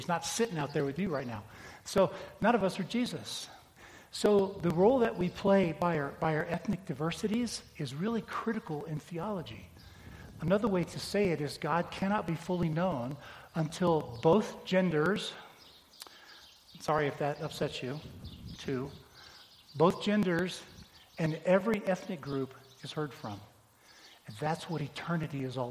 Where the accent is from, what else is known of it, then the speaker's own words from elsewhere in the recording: United States; as American Christians